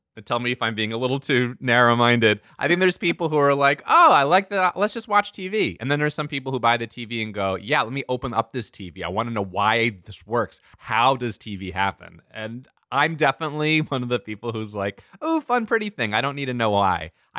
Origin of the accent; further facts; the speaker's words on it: Lancaster, Pennsylvania, United States; That's what I grew up with in Lancaster in Pennsylvania.